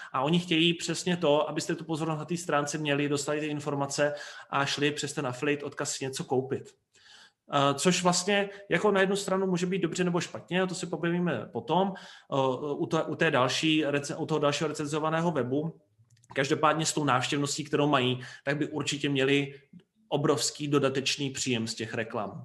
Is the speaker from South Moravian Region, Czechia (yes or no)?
yes; Brno, South Moravian Region, Czechia; U nás v Brně